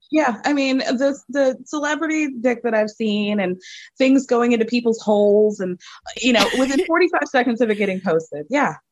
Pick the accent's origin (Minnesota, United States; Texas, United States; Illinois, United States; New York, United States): Illinois, United States; Chicago; I was born in Chicago